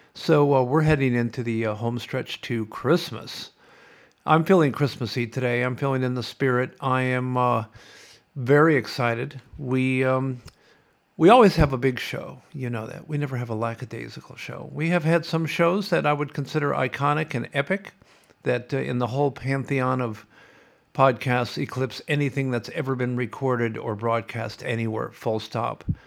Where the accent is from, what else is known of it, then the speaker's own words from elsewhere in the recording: Sioux City, Iowa, United States; moved away as an adult; also born or lived in California; now in Australia; I grew up on the Missouri River